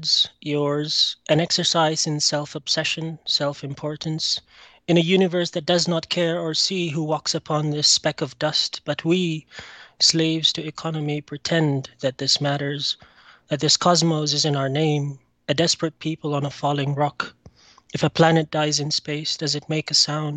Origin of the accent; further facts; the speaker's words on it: Egypt; I'm from Egypt